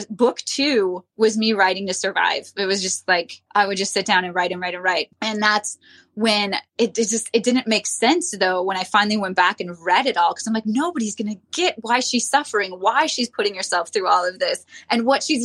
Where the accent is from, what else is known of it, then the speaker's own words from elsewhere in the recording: Minnesota, United States; We're both from Minnesota.